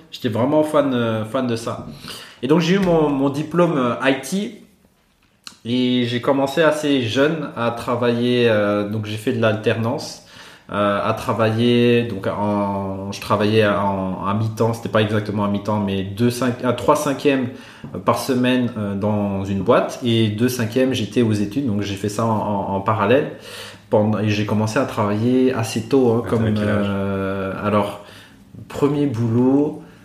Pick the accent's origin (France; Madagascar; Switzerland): Madagascar; born or raised there; moved away as an adult; also born or lived in Antsirabe, Madagascar; now in Brussels, Belgium